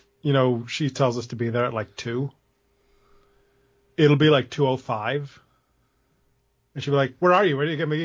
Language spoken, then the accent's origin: English; New England, United States; I'm from New England